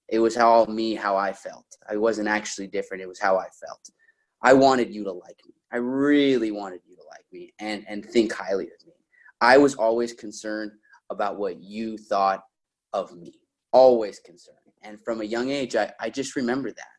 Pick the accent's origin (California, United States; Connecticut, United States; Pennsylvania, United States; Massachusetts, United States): California, United States; Orange; I grew up in Orange County, in the city of Orange